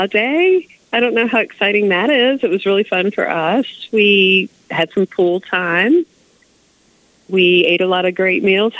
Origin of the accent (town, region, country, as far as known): the South, United States